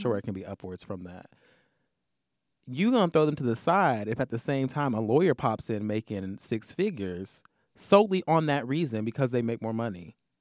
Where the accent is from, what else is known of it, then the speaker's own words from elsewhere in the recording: the South, United States; now in New York, United States; in the South where I'm from